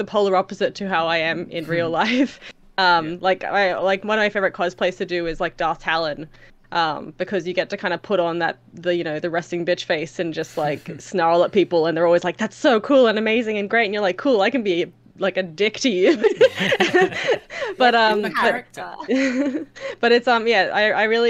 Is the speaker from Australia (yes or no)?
yes; Australia; being Australian